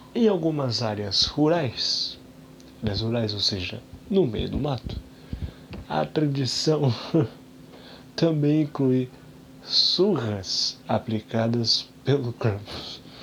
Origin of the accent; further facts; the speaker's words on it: Brazil; a gente é brasileiro